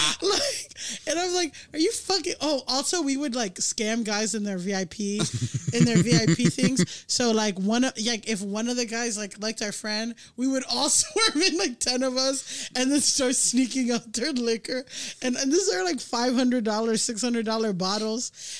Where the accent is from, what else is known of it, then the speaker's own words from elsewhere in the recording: Miami, Florida, United States; moved away; also born or lived in Orange County, California; because I grew up in Miami